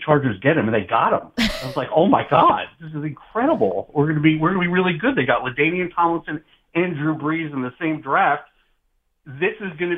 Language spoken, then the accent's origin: English; New York, United States; I grew up in New York